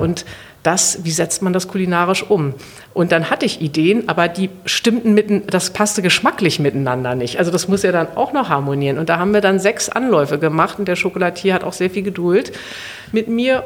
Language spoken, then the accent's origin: German; Berlin, Germany; in Westberlin, wo ich aufgewachsen bin